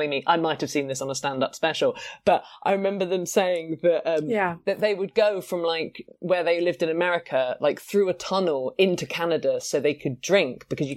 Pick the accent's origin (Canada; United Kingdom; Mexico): United Kingdom; I'm British.